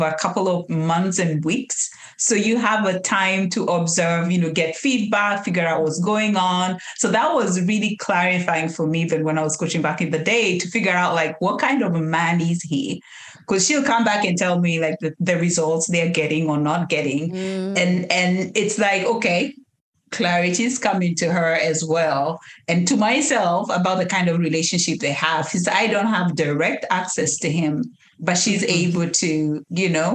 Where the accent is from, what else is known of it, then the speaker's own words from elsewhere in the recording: Kenya; moved away as an adult; now in United States; We are not born and raised in the U.S. We are Kenyans. We grew up raised in Kenya